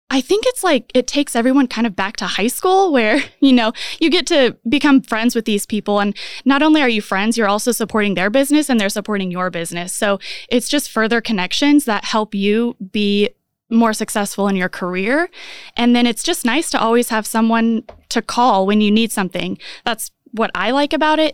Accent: Ingalls, Kansas, United States; moved away as an adult; now in Manhattan, United States; originally from Garden City. Well, I say Garden City. Really, it's Ingalls outside of Garden City, if anyone knows that area

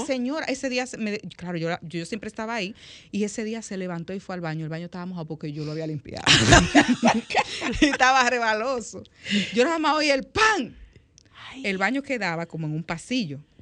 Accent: La Vega, Dominican Republic; moved away as an adult; yo nací aquí, pero me crié en La Vega.

